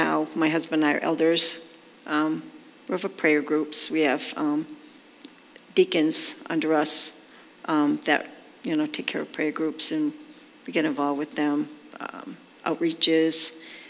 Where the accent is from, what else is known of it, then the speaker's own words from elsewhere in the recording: Webster, Massachusetts, United States; moved away as an adult; also born or lived in Southbridge, Massachusetts; now in Connecticut, United States; I was born and raised in Webster, Mass.